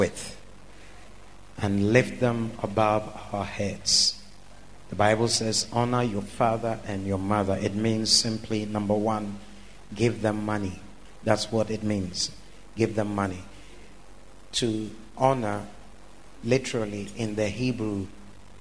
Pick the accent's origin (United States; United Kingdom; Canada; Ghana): Ghana; moved away as an adult; also born or lived in Europe; I was born here in Ghana